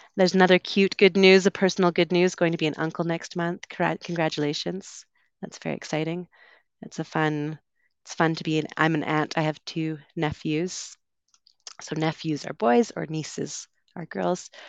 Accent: Vancouver, British Columbia, Canada; moved away as an adult; also born or lived in United Kingdom / London; I'm from Vancouver

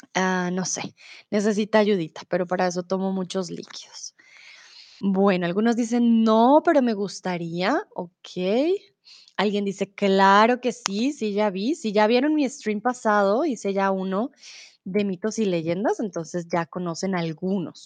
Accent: Colombia; now in Germany; soy de Colombia, comúnmente vivo en Alemania

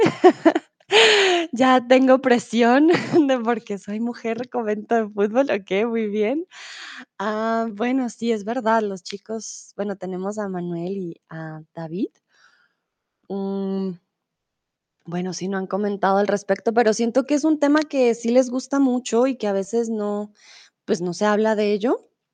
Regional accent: Colombia; now in Germany; soy de Colombia, comúnmente vivo en Alemania

